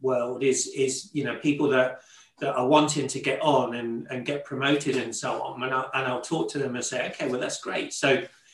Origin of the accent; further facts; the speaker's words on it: Leicester, East Midlands, United Kingdom; And I grew up in Leicester, in the Midlands, in England.